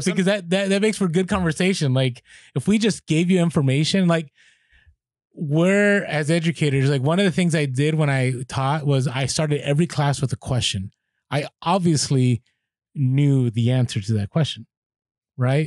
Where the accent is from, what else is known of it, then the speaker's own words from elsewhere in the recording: San Francisco, California, United States; now in San Diego, United States; San Francisco, half of it where I grew up on the Mission District